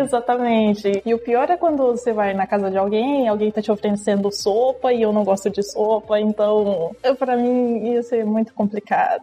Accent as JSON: {"language": "Portuguese", "country": "Brazil", "moved": "as an adult", "lives_now": "Ecuador", "said": "eu sou do Brasil"}